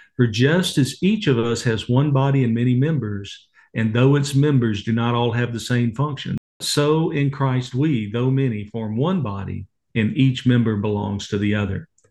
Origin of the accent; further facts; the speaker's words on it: Waco, Texas, United States; I grew up in Waco, Texas